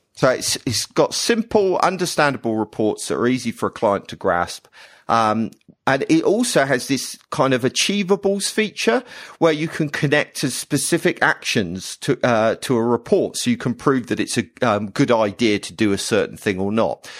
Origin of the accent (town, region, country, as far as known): United Kingdom